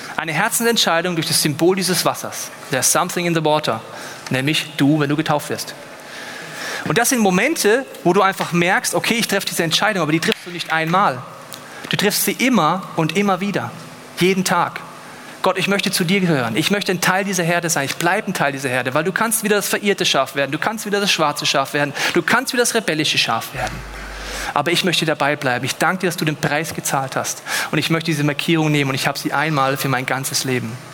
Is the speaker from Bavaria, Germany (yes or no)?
yes; Munich, Bavaria, Germany; Ich bin aus München